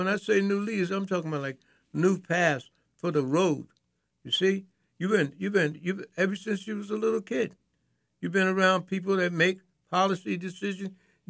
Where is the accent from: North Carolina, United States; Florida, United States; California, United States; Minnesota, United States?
North Carolina, United States; I'm from North Carolina.